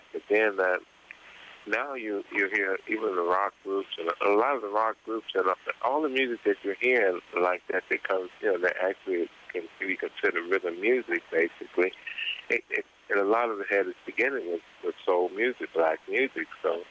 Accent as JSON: {"language": "English", "town": "Cincinnati", "region": "Ohio", "country": "United States", "moved": "yes", "lives_now": "Austin, United States", "said": "Originally I'm from Cincinnati, Ohio"}